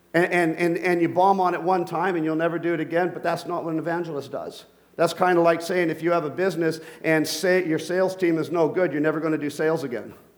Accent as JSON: {"language": "English", "region": "Bogotá", "country": "Colombia", "tie": "born or raised there", "moved": "yes", "said": "I was born in Colombia, Bogota."}